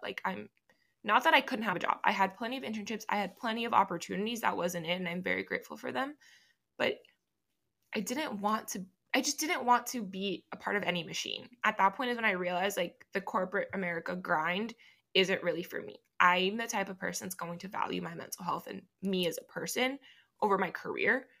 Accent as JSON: {"language": "English", "town": "Miami", "region": "Florida", "country": "United States", "first_language": "Spanish", "second_language": "English", "moved": "as an adult", "lives_now": "Knoxville, United States", "said": "I'm from Miami, Florida."}